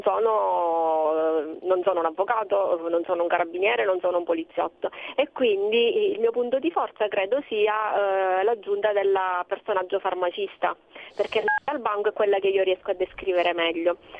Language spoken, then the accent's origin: Italian; Sicily, Italy; da siciliana che è nata in Sicilia e che vive in Sicilia